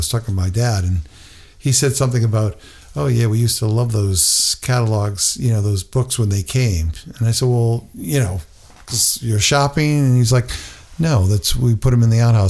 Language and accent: English; Connecticut, United States; because growing up in Connecticut, it could be pretty cold.